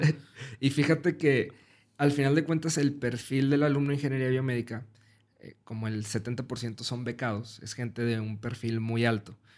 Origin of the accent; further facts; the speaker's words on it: Mexico; yo soy mexicano